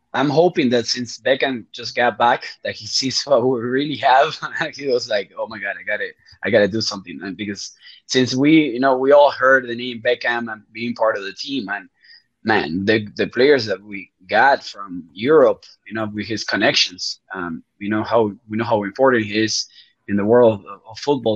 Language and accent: English; Uruguay; first language Spanish; English is a second language; I'm also from Uruguay